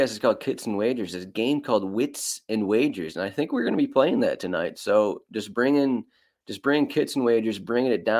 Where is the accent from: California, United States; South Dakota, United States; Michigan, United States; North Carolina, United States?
Michigan, United States; now in Milwaukee, United States; I grew up in Michigan